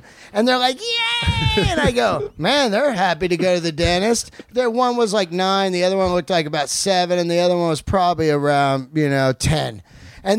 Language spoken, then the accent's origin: English; San Francisco, California, United States; now in Los Angeles, United States; I grew up in the Bay Area in San Francisco.